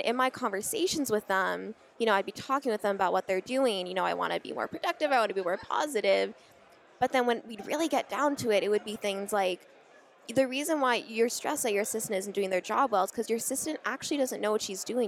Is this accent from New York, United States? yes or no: no; Scottsdale, Arizona, United States; I was born in Scottsdale, Arizona um, in February of 1997